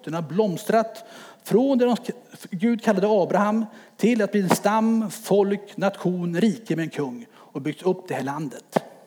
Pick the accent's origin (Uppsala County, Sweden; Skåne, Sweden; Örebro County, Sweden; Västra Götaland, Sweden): Örebro County, Sweden; Örebro; now in Timmersdala, Sweden; Född och uppväxt i Örebro i en fembarnsfamilj